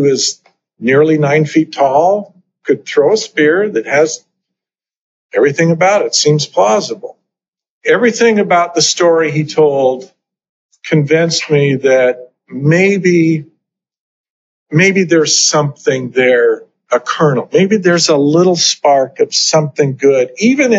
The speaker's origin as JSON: {"language": "English", "region": "Idaho", "country": "United States", "tie": "born or raised there", "also_born_or_lived": "New Hampshire", "moved": "as an adult", "said": "I grew up in Idaho"}